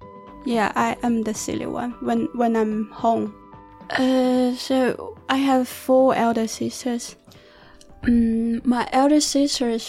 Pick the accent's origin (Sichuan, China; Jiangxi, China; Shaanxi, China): Jiangxi, China; now in Beijing, China; I'm from Jiangxi in South China.